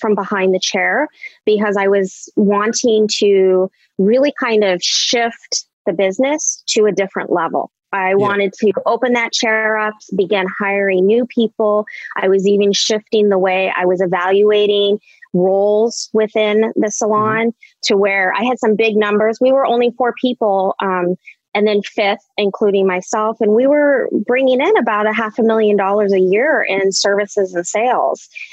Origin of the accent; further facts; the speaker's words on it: Anchorage, Alaska, United States; moved away as an adult; also born or lived in Ohio / Minnesota / Illinois; now in Chicago, United States; I was born and raised in Anchorage, Alaska.